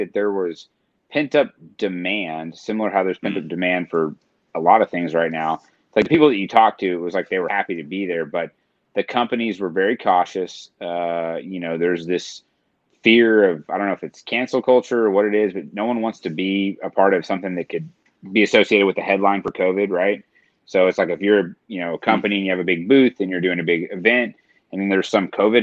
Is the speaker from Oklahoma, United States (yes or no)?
yes; Tulsa, Oklahoma, United States; I grew up in Tulsa